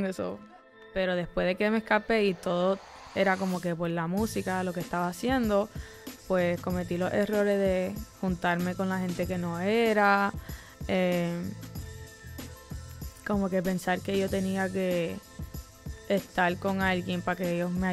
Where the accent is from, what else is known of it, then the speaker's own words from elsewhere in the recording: Miami, Florida, United States; first language English; Spanish is a second language; Sí, yo nací en Miami.